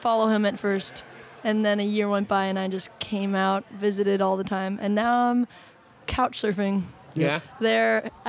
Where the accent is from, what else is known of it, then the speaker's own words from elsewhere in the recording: Wellesley, Massachusetts, United States; I'm from Boston, Massachusetts area. Actually, Wellesley, to be more exact.